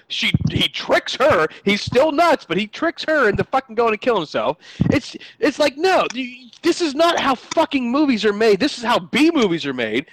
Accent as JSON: {"language": "English", "country": "United States", "said": "We as a American people"}